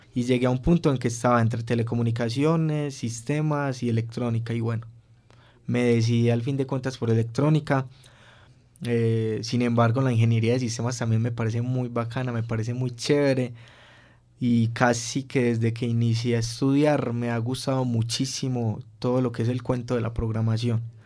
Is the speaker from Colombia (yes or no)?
yes; Colombia; moved away as an adult; also born or lived in Turin, Italy; uno como colombiano que es, digamos, a veces como más charloncito